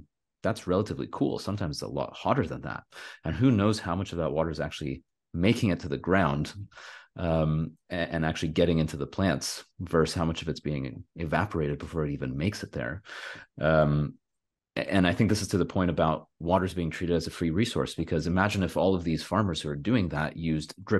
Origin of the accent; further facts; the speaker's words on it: California, United States; I'm from California